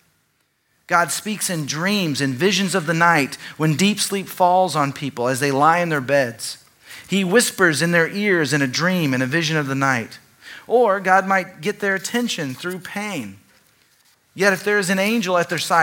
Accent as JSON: {"language": "English", "town": "Dallas", "region": "Texas", "country": "United States", "tie": "born or raised there", "said": "growing up in Dallas, a very religious context"}